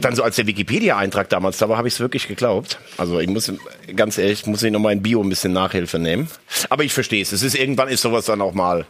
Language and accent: German; Bell, Germany; in Bell, in meiner Heimat